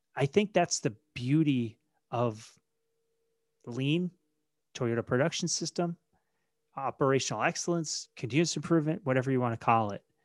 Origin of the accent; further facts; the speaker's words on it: Maine, United States; I was born and raised in Maine